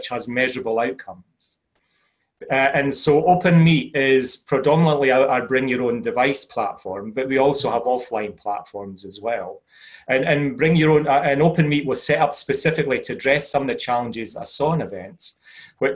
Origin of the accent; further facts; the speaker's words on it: Scotland, United Kingdom; as a Scotsman, I sometimes struggle with English myself